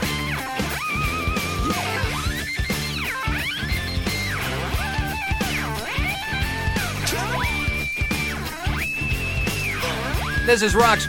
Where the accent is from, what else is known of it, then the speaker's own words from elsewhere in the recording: Cleveland, Ohio, United States; now in New Orleans, United States; I live now in New Orleans. I'm from Cleveland. I don't get a Southern accent now